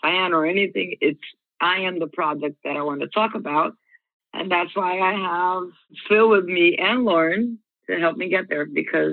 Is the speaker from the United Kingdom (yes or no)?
no; Brazil; now in Orlando, United States; I am from Brazil and I'm currently living in Orlando.